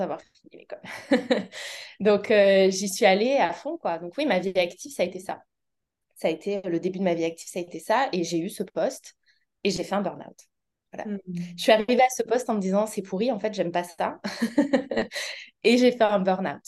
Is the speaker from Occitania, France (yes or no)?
no; Auvergne-Rhône-Alpes, France